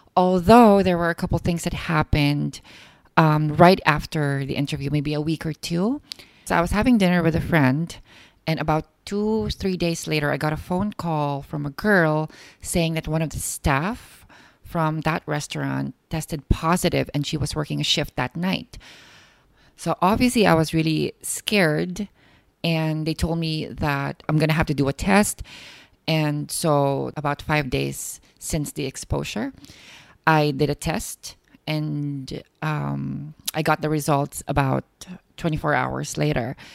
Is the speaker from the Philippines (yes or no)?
yes; Philippines; now in China; I'm a Filipino